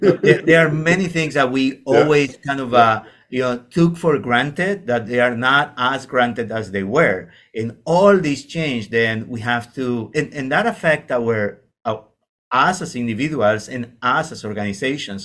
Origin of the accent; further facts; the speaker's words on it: Argentina; moved away as an adult; now in Canada; I'm coming from Argentina.